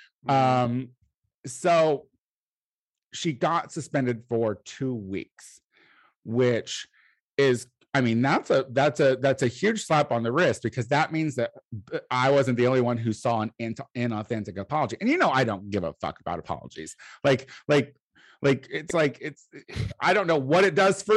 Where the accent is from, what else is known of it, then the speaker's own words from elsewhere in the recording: Illinois, United States; I'm from Illinois